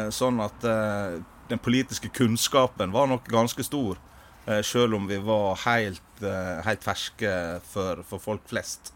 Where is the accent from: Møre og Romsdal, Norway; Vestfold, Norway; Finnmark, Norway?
Møre og Romsdal, Norway; Sunnmøre; moved away as an adult; now in Stavanger, Norway; jeg er opprinnelig fra Sunnmøre